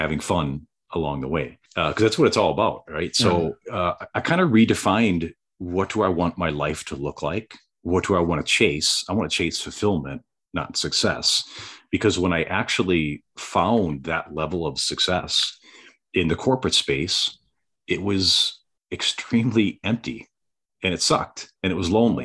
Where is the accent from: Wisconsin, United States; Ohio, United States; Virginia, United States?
Wisconsin, United States; Southeast; I was born and raised in Southeast Wisconsin, and I went to school at UW Green Bay